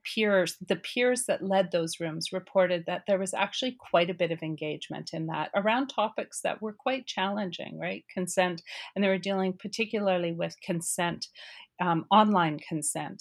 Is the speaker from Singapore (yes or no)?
no; Cariboo, British Columbia, Canada; I'm from the Caribou